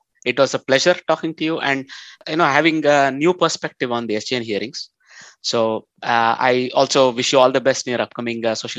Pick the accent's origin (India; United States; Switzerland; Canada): India; I'm Indian